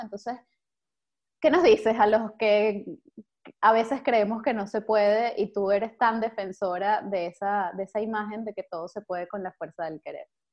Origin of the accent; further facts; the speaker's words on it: Venezuela; now in Spain; nuestro ahora como venezolanos, que estamos todos por ahí regados